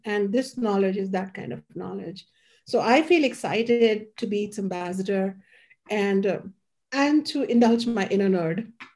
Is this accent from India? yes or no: yes; India; moved away; growing up in India